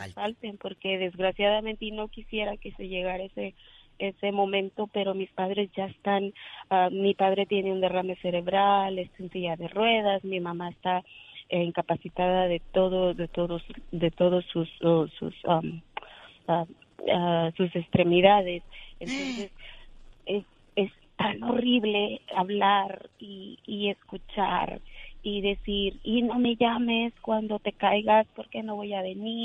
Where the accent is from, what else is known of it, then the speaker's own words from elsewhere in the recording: Pátzcuaro, Michoacán, Mexico; yo soy de Pascuaro.